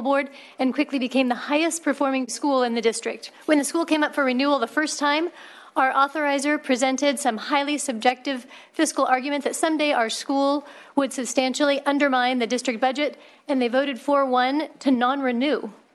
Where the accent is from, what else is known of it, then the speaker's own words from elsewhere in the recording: Dixon, California, United States; I founded a parent-run charter school in my hometown of Dixon, which is right down the road